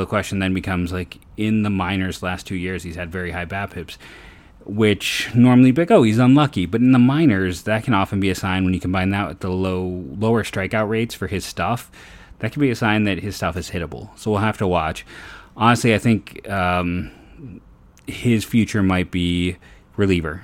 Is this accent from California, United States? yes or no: no; Northeast Ohio, United States; I'm a thirty-year-old born and raised in the Northeast Ohio area